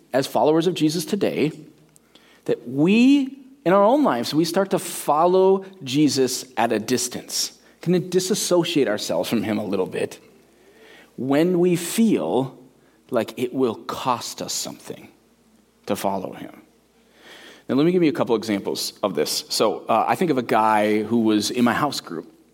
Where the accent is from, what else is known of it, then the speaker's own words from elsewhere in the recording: United States; that's where a lot of us really are as American Christians